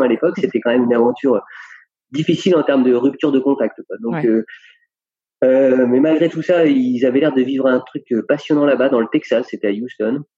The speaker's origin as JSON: {"language": "French", "country": "France", "also_born_or_lived": "Compiègne / Ithaca, United States", "moved": "as an adult", "said": "en tant que français"}